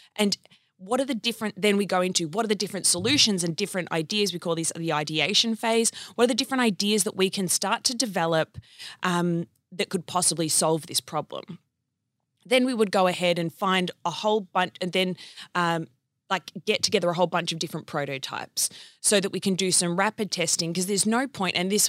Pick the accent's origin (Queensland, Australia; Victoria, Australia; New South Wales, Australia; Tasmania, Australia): Victoria, Australia; Wangaratta; I was born in country Victoria in a place called Whangarata